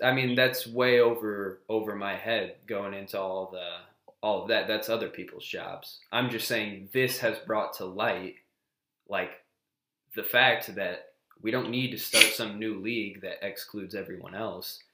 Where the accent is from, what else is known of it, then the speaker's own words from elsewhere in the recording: United States; As an American